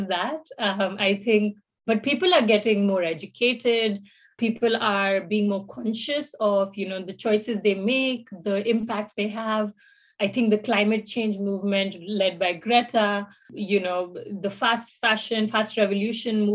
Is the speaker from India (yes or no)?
yes; India; moved away as an adult; now in Finland; I'm from India.